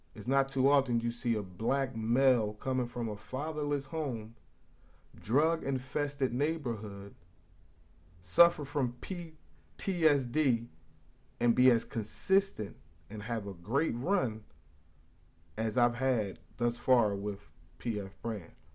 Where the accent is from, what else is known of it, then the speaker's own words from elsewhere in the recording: Philadelphia, Pennsylvania, United States; also born or lived in Paddington, New Jersey; I'm from West Philly